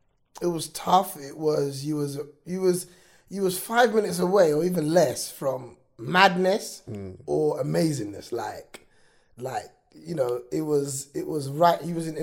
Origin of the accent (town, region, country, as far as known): Hackney, London, United Kingdom; born or raised there